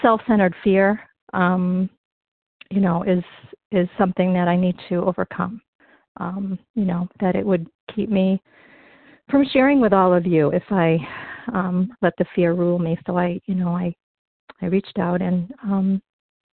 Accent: North Shore of Massachusetts, United States; now in Berkshires, United States; I grew up in the North Shore of Massachusetts

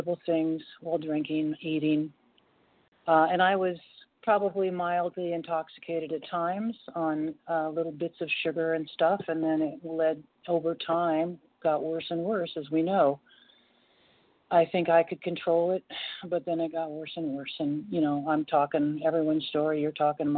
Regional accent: Portland, United States; also born or lived in State of Washington; now in North Carolina, United States; I was born in Portland and I now live in North Carolina

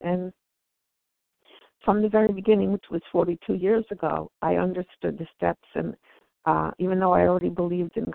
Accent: New Jersey, United States; I'm from New Jersey

